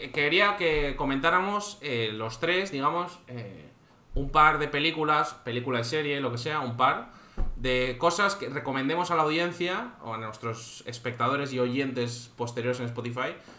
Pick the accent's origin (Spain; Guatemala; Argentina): Spain; Cantabria; now in Valencia, Spain; Yo soy de Cantabria, vivo en Valencia